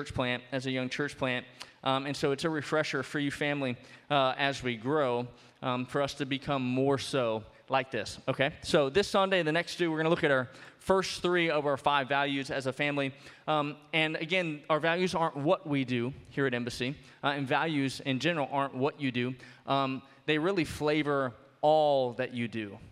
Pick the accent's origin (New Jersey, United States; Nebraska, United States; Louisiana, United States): Louisiana, United States; New Orleans; now in Bloomington, United States; I'm from New Orleans